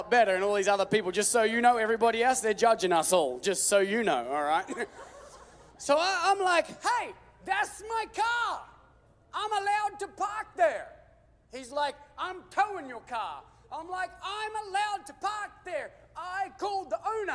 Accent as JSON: {"language": "English", "country": "Australia", "said": "I'm Australian"}